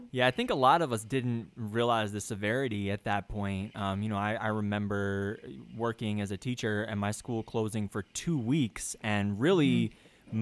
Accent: New York, United States; moved away; I'm originally from New York

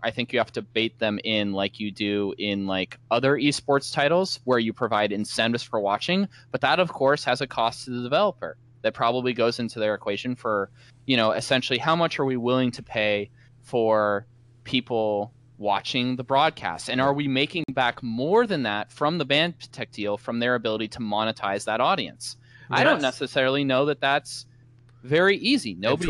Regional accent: Seattle, Washington, United States; Nice. Right. My home city.

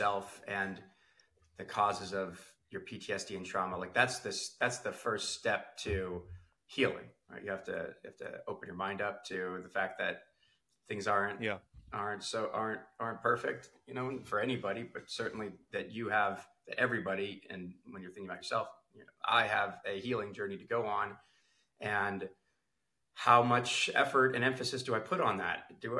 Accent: Jerusalem, Jerusalem District, Israel; born there; So I was actually also, I was born in Jerusalem, and my mother was an American Jew.

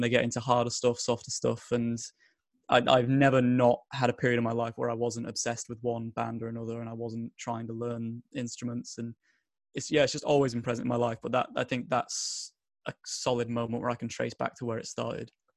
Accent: Bolton, North West England, United Kingdom; I'm from a tiny little town in the borough of Bolton.

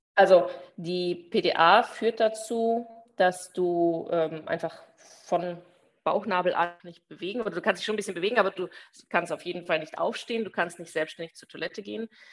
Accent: Germany; moved away as an adult; now in Belgium; Ich komme ja aus Deutschland

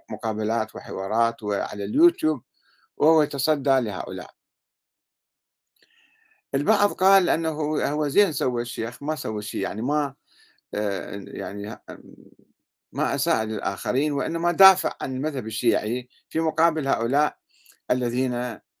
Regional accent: Sudan; في في انقلابات عسكرية عندنا بالسودان مثلا انقلاب عسكري والشعب السوداني يناضل من أجل حريته وإرادته وكرامته

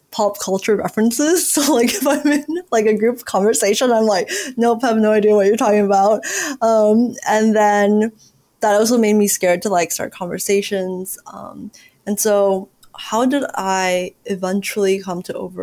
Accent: United States; growing up in America

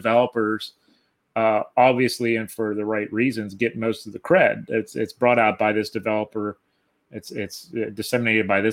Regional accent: South Central Pennsylvania, United States; growing up in South Central Pennsylvania, I know there's a dialect here

